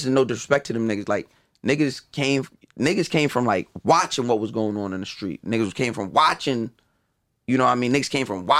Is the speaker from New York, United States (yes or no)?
yes; Long Island, New York, United States; also born or lived in Brooklyn; growing up on Long Island